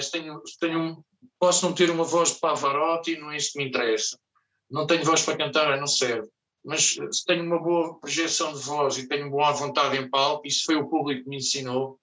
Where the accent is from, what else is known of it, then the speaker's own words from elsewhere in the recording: Lisbon, Portugal; eu sou português, sou de Lisboa